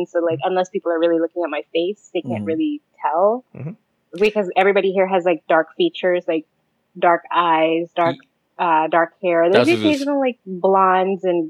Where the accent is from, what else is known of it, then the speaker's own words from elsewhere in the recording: Philippines; now in Albania; I'm Filipino.